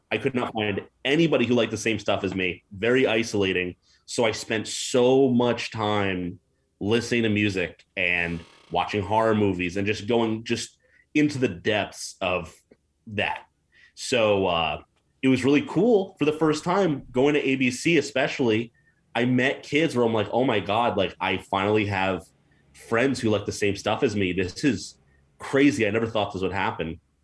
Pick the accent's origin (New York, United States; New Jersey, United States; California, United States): New Jersey, United States; moved away as an adult; also born or lived in Hackensack, New Jersey / Rochelle Park, New Jersey / Maywood, New Jersey / Montclair, New Jersey; now in Portland, United States; I'm from New Jersey originally